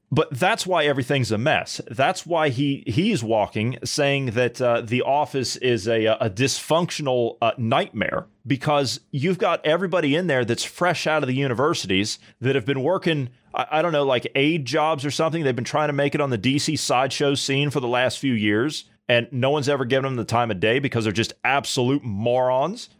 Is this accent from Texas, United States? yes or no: no; Ohio, United States; I grew up in Ohio